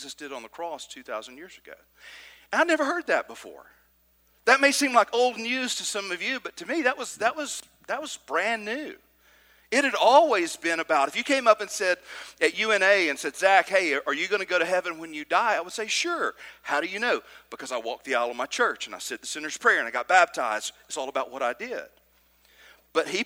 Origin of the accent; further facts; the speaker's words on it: Trinity, Alabama, United States; I grew up in Trinity, Alabama, just outside of Decatur